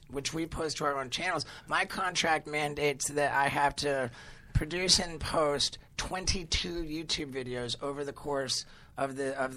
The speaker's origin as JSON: {"language": "English", "region": "England", "country": "United Kingdom", "tie": "born or raised there", "said": "I grew up mostly in England"}